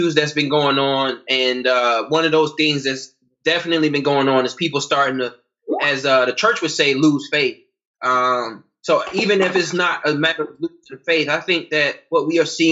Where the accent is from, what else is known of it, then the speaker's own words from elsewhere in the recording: United States; also born or lived in North Carolina / South Carolina; I'm from North Carolina and South Carolina. I grew up there